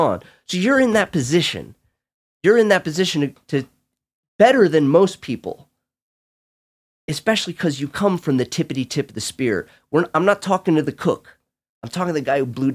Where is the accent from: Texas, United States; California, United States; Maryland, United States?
California, United States; I'm Californian.